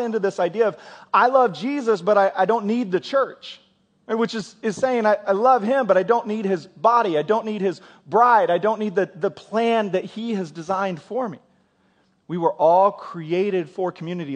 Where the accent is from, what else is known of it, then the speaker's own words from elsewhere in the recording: United States; as American Christians